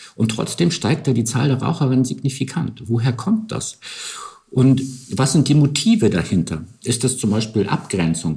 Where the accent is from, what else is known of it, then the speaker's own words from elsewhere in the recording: Northern Germany, Germany; ich komme auch aus Norddeutschland